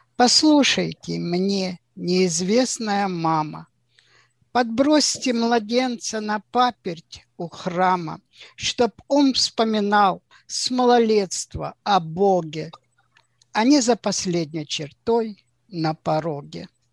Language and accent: Russian; Ukraine; moved away as an adult; also born or lived in Zaporizhzhia; now in Israel; Я с Украины, инженер-металлург, 21 год горячего стажа на Запорожстале. Живу у озера Кенерет.